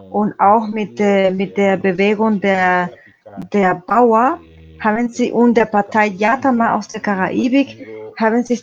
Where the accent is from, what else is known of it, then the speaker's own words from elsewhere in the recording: Nicaragua; German is a second language; now in Germany; Ich komme aus Nicaragua. Ich bin Journalist und Rechtsanwalt